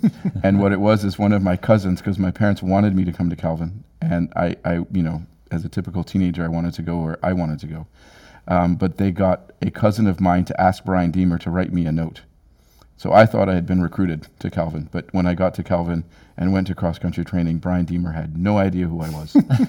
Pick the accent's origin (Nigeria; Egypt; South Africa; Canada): Nigeria; Jos, Plateau; But where I grew up in Jos, Nigeria, it's at a mile in elevation.